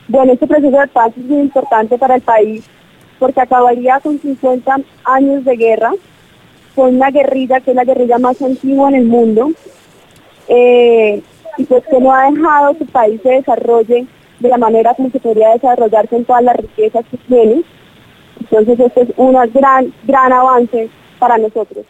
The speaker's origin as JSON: {"language": "Spanish", "country": "Colombia"}